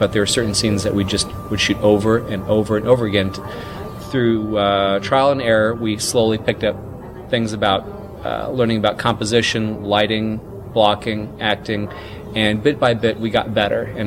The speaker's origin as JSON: {"language": "English", "region": "Mississippi", "country": "United States", "tie": "born or raised there"}